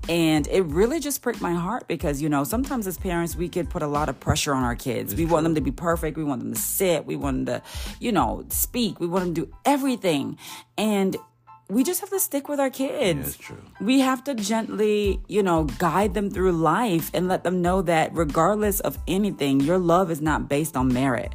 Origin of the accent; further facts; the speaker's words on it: Jamaica; As a Jamaican daughter